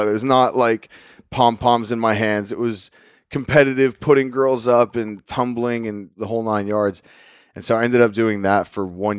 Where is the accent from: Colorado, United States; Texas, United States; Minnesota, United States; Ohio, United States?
Texas, United States; Lubbock; So I was born and raised in Cottonfield Country, Northwest Texas, in a city called Lubbock, where Texas Tech University is based out of.